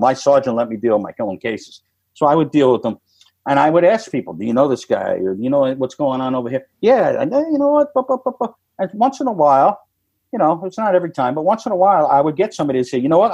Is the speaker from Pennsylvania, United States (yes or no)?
no; New York, United States; moved away; I'm from New York